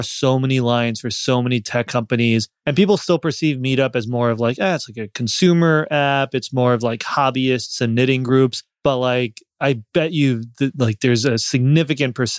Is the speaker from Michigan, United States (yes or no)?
no; New York, United States; I grew up in New York.